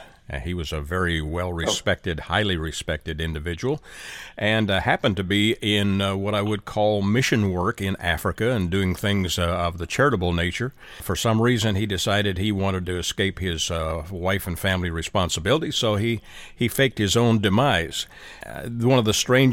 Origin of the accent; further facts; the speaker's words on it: Canada; being a Canadian